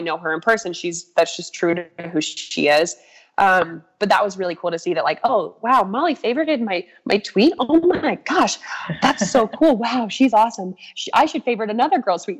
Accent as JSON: {"language": "English", "town": "Crested Butte", "region": "Colorado", "country": "United States", "tie": "born or raised there", "lives_now": "Boulder, United States", "said": "i just love where i grew up so much"}